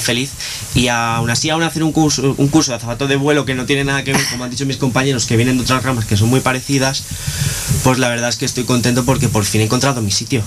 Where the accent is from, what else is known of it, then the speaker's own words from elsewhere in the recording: Palma, Balearic Islands, Spain; moved away as an adult; now in Granada, Spain; de, las Islas Baleares, ah. de la Isla Grande, de Palma de Mallorca